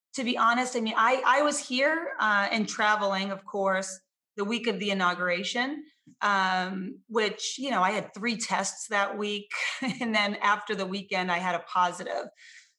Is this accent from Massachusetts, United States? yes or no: yes; Lowell, Massachusetts, United States; I was born and raised in Lowell